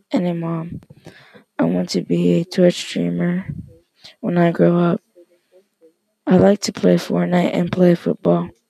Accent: Texas, United States; I'm 12 years old, about to turn 13. I'm in sixth grade. The name of my school is Barwise Middle School. I was born in Texas.

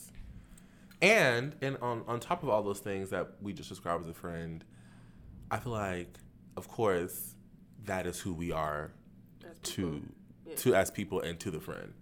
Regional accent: Jacksonville, Florida, United States; my hometown, my community, Jacksonville

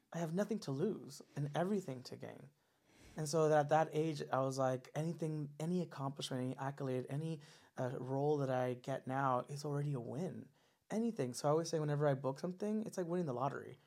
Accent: Los Angeles, California, United States; also born or lived in Orange County, California; I grew up uh, in SGV, San Gabriel Valley

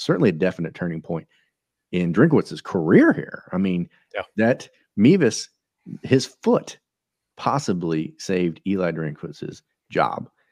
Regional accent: Russellville, Missouri, United States; we're from Russellville, Missouri, and I think we got a population of 670 folks

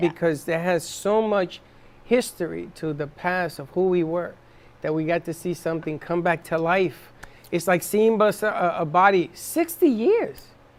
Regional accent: New York City, New York, United States; I remember growing up in the South Bronx

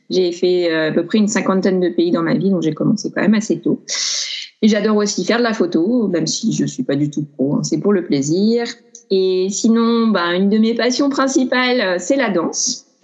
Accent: Grenoble, Auvergne-Rhône-Alpes, France; now in Paris, France; je suis originaire de Grenoble, j'ai pas mal bougé. En ce moment, j'habite à Paris

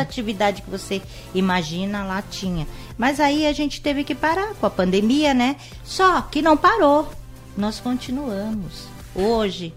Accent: São Paulo, Brazil; now in Indaiatuba, Brazil; eu sou de São Paulo. Uhum. Eu morei, eu nasci em São Paulo, morei em São Paulo até os 12 anos, depois vim aqui para Indaiatuba

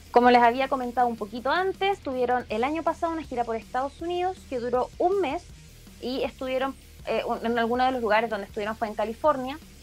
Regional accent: Chile; por nuestro querido país

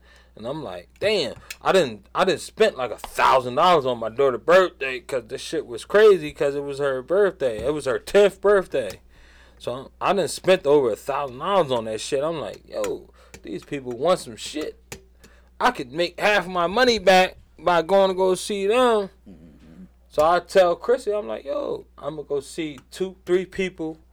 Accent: Philadelphia, Pennsylvania, United States; growing up in Southwest

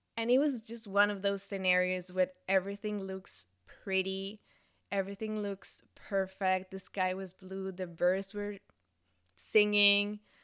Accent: Bogotá, Colombia; English is a second language; moved away as an adult; also born or lived in Montreal / Toronto; I moved from my hometown, Bogota, to Montreal to study French for six months.

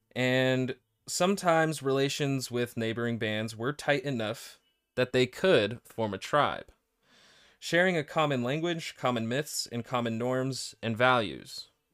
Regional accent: United States; I'm an American

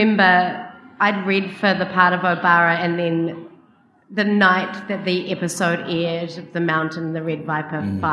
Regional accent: New Zealand; I'm from New Zealand

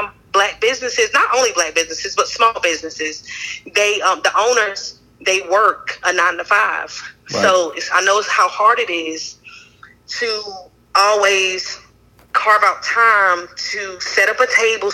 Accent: Wilson, North Carolina, United States; also born or lived in New Jersey; I am originally from New Jersey, but I was raised in North Carolina, in Stansburg and Wilson, and a little bit in Greene County as well.

